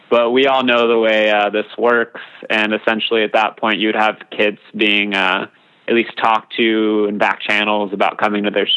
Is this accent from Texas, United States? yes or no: yes; hometown of Navarro Community College, Texas, United States; Navarro Community College in my hometown